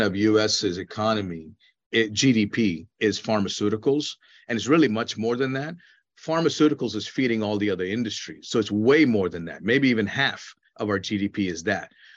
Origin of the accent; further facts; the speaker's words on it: India; moved away; When I was a child growing up in India